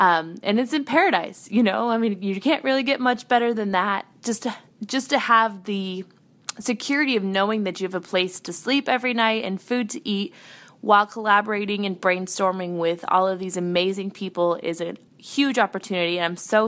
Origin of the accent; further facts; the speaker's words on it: Nebraska, United States; I am from Nebraska, over in the States.